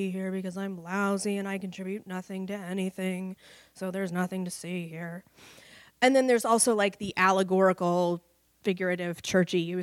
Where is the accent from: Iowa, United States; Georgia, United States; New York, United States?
Iowa, United States; Cedar Rapids; moved away; also born or lived in Dallas; I grew up in Cedar Rapids, Iowa